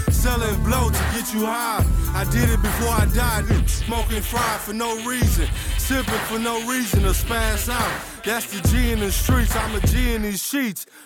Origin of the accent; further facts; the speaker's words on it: Houston, Texas, United States; from Houston, Texas.